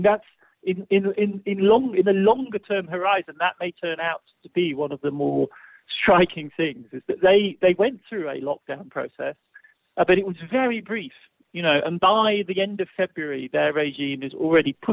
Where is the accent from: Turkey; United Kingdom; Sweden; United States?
United Kingdom; England; I'm English, you know, I'm English